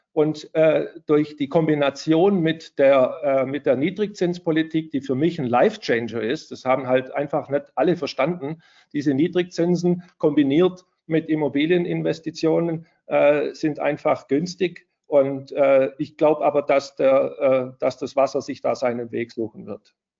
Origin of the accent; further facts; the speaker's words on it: Stuttgart, Baden-Württemberg, Germany; ich komme aus Stuttgart